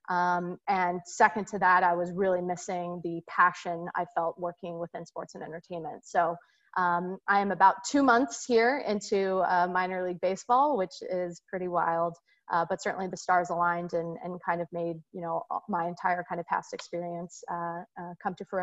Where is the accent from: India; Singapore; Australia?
Singapore; I'm actually born and raised in Singapore. Um, so I grew up um, overseas, and my parents are uh, originally from the Chicagoland area.